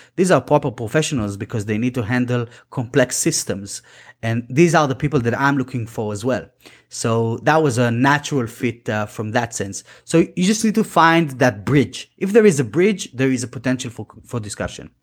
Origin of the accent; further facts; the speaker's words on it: Israel; English is a second language; moved away; we're both from Israel originally